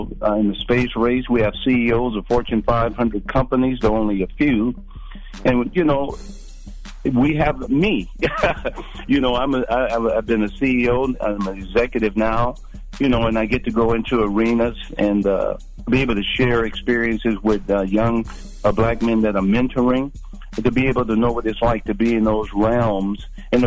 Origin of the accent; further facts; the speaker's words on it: Deep South, United States; moved away; I was raised in the Deep South